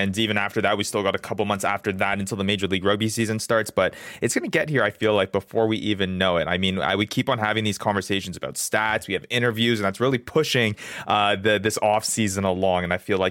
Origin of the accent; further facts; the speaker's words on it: Canada; now in United States; born and raised in Canada, now living here in the United States.